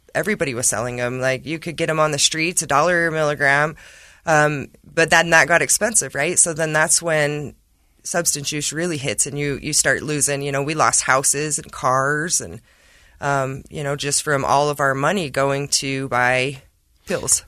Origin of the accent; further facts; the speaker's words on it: Emery County, Utah, United States; I'm from Emory County, but I work in Carbon.